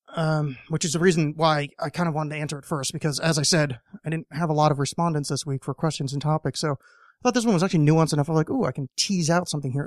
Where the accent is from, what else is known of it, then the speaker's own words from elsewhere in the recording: United States; being an American